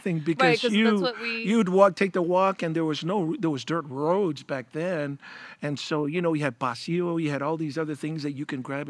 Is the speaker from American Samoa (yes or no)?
yes; American Samoa; born or raised there; also born or lived in California